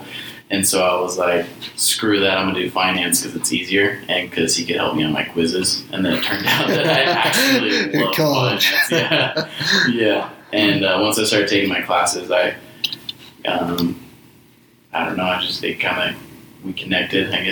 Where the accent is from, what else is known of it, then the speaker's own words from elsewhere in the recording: the Valley, Arizona, United States; also born or lived in Snowflake, Arizona / Idaho; my family moved away when I was little, moved to the Valley.